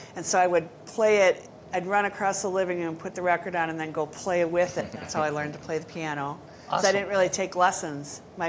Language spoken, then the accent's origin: English; Appleton, Wisconsin, United States; I grew up, I guess, primarily in the Appleton area. We moved around a lot when I was a kid, but we ended up in Appleton when I was about 12.